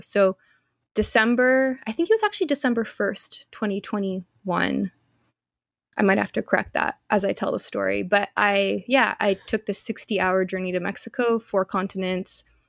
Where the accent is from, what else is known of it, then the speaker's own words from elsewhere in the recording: Canada; moved away; also born or lived in Australia; I'm Canadian